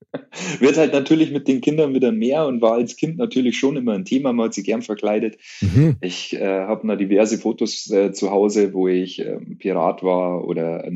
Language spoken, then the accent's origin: German; Munich, Bavaria, Germany; bei uns in München